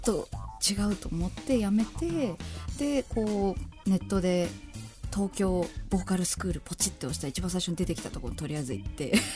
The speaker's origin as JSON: {"language": "Japanese", "town": "Chigasaki", "region": "Kanagawa", "country": "Japan", "tie": "born or raised there", "said": "生まれも育ちも今も湘南にいます"}